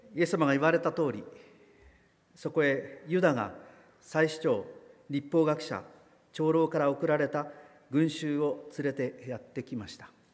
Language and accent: Japanese; Kagoshima, Japan; moved away; 私の郷里の偉人である西郷隆盛